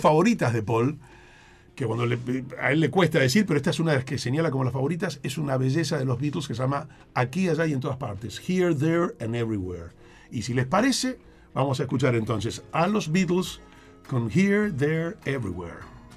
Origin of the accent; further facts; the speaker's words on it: Argentina; yo soy el periodista argentino que lo entrevistó a McLaughlin